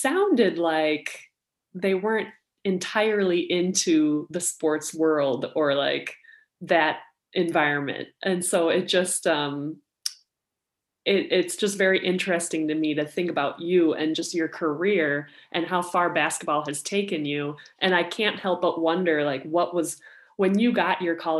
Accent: Minnesota, United States; I'm from Minnesota

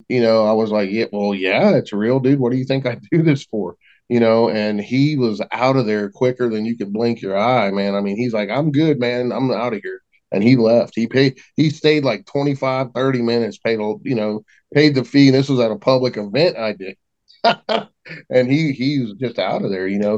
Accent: West Virginia, United States; we're all from West Virginia

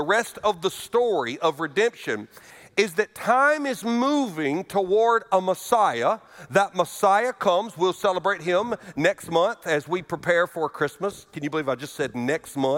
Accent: Alabama, United States; moved away; I was raised in Alabama

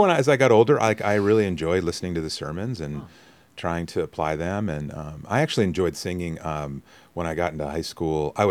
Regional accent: Mount Holly, New Jersey, United States; born there; so I was born in Mount Holly, oh, okay. uh, which is you know kind of down more closer to Philadelphia.

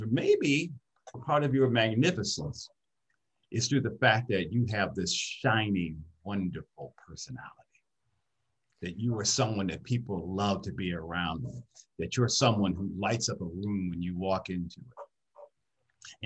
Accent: Detroit, Michigan, United States; I grew up in Detroit, Michigan

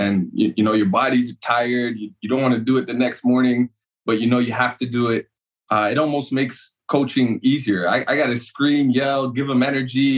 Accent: Toronto, Ontario, Canada; moved away as an adult; now in United States; I grew up in Toronto and Scarborough, born and raised

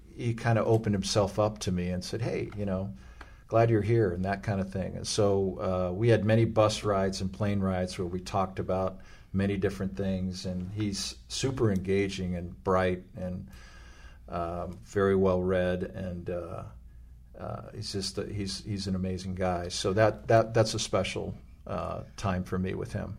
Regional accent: Los Angeles, California, United States; I grew up in Los Angeles

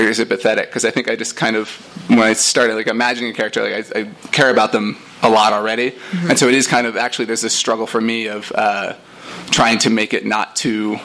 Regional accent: Denton, Texas, United States; moved away as an adult; also born or lived in New York; so I grew up in Texas, like, I left when I was 18 and went to New York. But I lived in a town called Denton, Texas

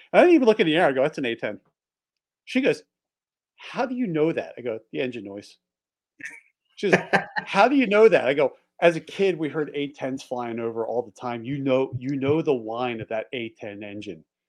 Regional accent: Philadelphia, Pennsylvania, United States; also born or lived in Delaware; now in Montana, United States; I grew up just outside of Northeast Philly

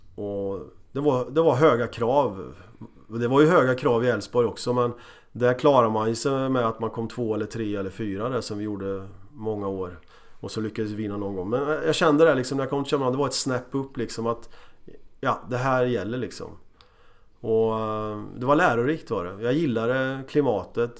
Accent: Motala, Östergötland, Sweden; moved away; also born or lived in Borås / Copenhagen; jag kom från Motala

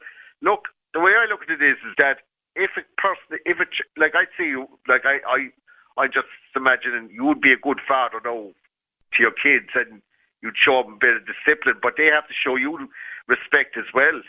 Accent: Cork, Munster, Ireland; I'm from Cork

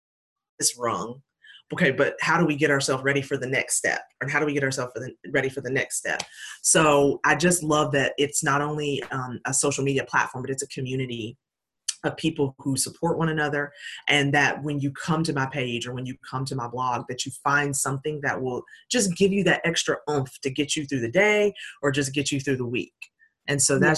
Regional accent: Hickory, North Carolina, United States; also born or lived in Puerto Rico; my hometown of Hickory, North Carolina

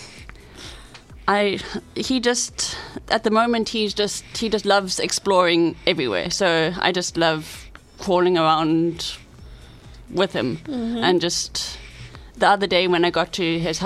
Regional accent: Cape Town, Western Cape, South Africa; I grew up in Cape Town

